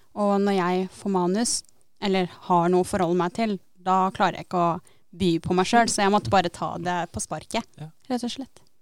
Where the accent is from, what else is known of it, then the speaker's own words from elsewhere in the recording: Tønsberg, Vestfold, Norway; 22 år og er fra Tønsberg